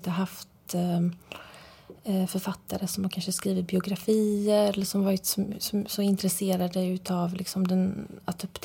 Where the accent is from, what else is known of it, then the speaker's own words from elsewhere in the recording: Frillesås, Halland County, Sweden; hur jag upplevde min barndom i Sverige. Hur livet såg ut helt enkelt som, som barn i Sverige